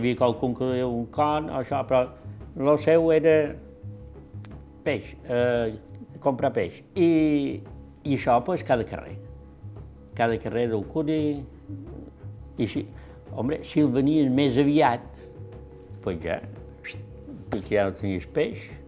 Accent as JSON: {"language": "Catalan", "town": "Alcúdia", "region": "Balearic Islands", "country": "Spain", "tie": "born or raised there", "said": "Jo són nascut aquí a Benesport, en el carrer d'Espins"}